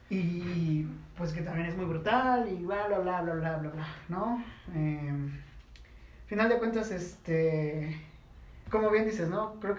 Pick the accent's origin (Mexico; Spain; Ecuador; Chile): Mexico